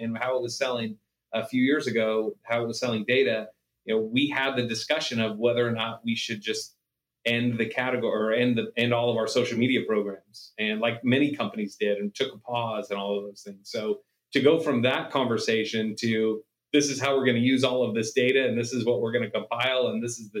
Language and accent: English; Stockton, California, United States; moved away as an adult; now in Las Vegas, United States; my hometown of Stockton before we moved to Vegas